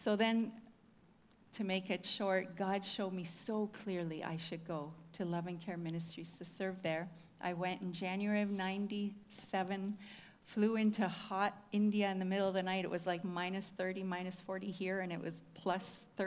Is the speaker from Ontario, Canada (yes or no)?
no; Whitemouth, Manitoba, Canada; From Manitoba. I'm from Whitemouth, if anybody knows where that is. Grew up on a farm there.